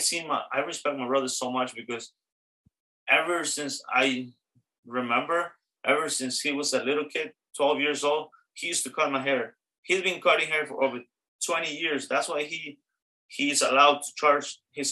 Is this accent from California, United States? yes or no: no; New York City, New York, United States; also born or lived in Astoria, Queens; I love the Bronx for sure. That's my hometown, that's where I live.